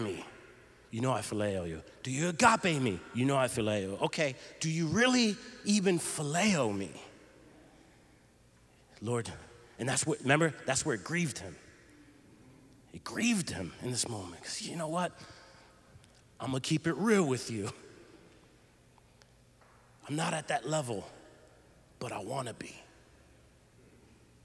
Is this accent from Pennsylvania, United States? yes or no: yes; Philadelphia, Pennsylvania, United States; we're from the Philly area